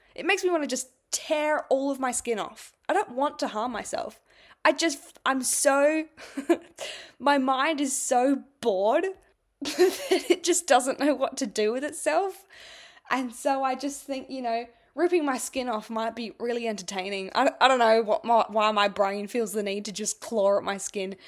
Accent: Adelaide, South Australia, Australia; I was born in Adelaide

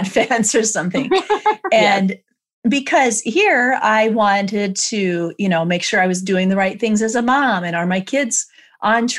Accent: Iowa, United States; this is how we say it in Iowa

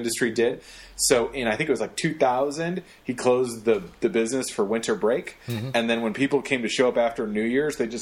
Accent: Detroit, Michigan, United States; I'm from Detroit

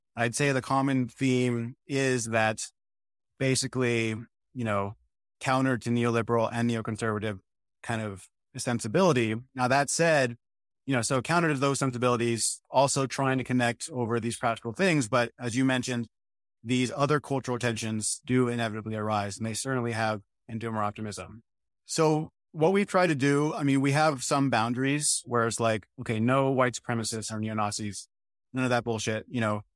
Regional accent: New Mexico, United States; also born or lived in Michigan; now in North Carolina, United States; I come from New Mexico for the most part, which was very dry.

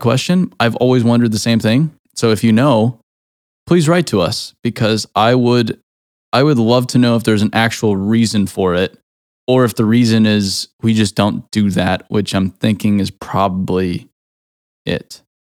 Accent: Arizona, United States; now in Nashville, United States; I grew up in Arizona

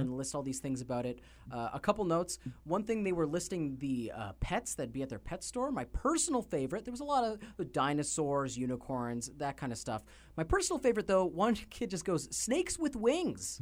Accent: Canada; we are Canadian

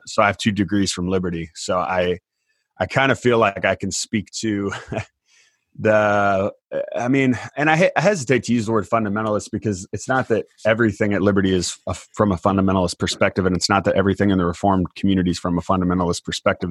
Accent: Indiana, United States; also born or lived in Palm Springs, California; my family moved to Indiana, where I grew up on a farm.

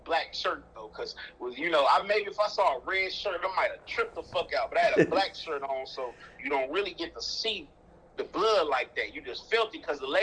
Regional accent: Chicago, Illinois, United States; growing up in Chicago

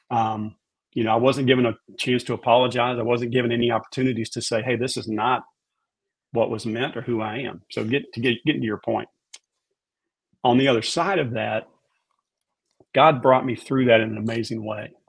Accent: Raleigh, North Carolina, United States; You know, I grew up in Raleigh. We're country, just Southern people.

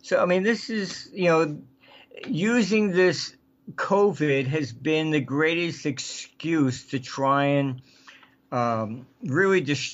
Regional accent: United Kingdom; I came from Britain

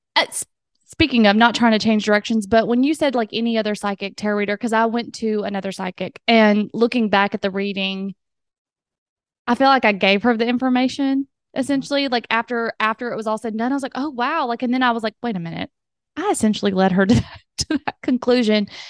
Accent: the South, United States; accent: southern; my southern accent

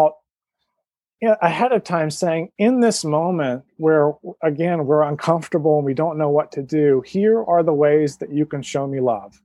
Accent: Georgia, United States; now in West Coast, United States; I'm from Georgia and now live on the West Coast

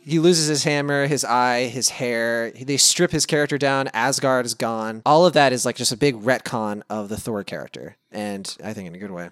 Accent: Lynchburg, Virginia, United States; moved away as an adult; now in California, United States; where I grew up in Lynchburg.

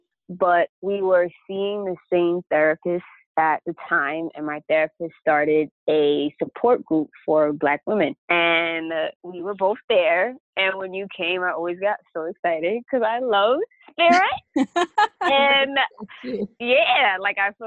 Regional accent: New York City, New York, United States; I was born and raised in the Bronx

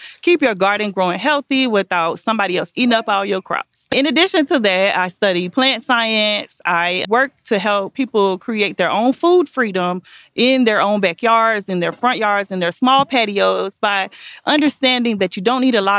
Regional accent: Miami, Florida, United States; moved away as an adult; now in Mooresville, United States; I am born and raised in the county of Dade. I'm from Miami, Florida, but I live I live in Mooresville, North Carolina

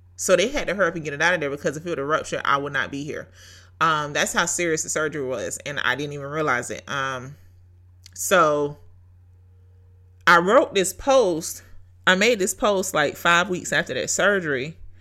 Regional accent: Brunswick, Georgia, United States; Brunswick, Georgia is my hometown

